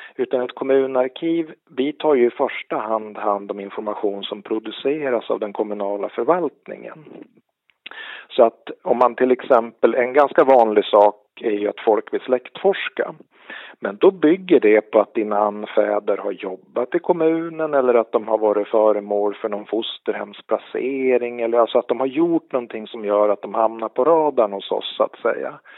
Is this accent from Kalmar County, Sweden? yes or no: no; Örnsköldsvik, Västernorrland County, Sweden; Större delen av min uppväxt har varit i Örnsköldsvik då, som är grannkommun till Sollefteå. Så att jag är uppväxt ute vid kusten